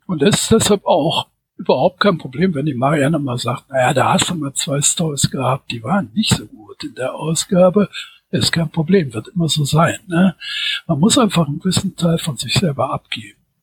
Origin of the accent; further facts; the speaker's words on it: Düsseldorf, North Rhine-Westphalia, Germany; now in Wuppertal, Germany; bin 1962 geboren in Düsseldorf, wohne seit 2004 in Wuppertal